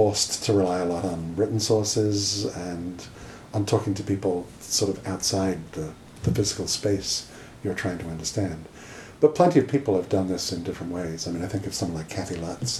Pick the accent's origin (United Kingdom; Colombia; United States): United Kingdom; moved away; my home country of Britain